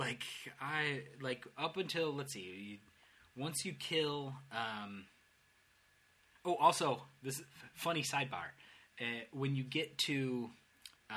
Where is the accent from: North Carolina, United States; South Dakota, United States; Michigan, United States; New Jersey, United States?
Michigan, United States; Detroit; moved away as an adult; now in Dublin, Ireland; I'm from Detroit